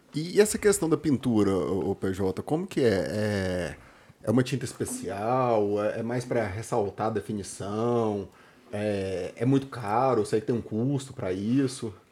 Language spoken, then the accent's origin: Portuguese; Anápolis, Goiás, Brazil; eu era de Anápolis